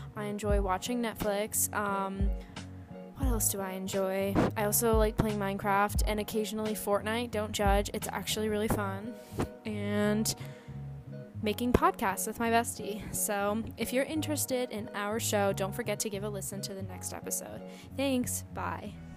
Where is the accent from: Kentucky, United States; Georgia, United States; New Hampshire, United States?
New Hampshire, United States; I am 17 years old and I am from New Hampshire, and I'm a senior in high school